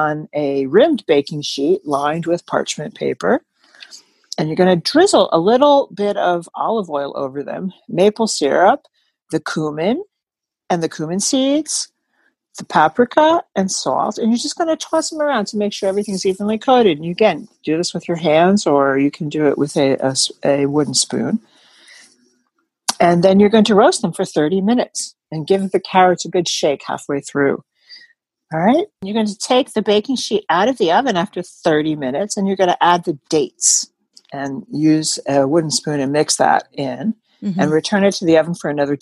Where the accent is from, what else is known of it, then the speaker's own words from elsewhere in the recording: New Jersey, United States; I'm from New Jersey, Taylor ham country